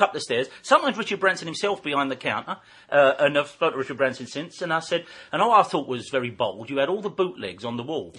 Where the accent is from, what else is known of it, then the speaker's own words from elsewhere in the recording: Deptford, London, United Kingdom; I'm only 15 from Deptford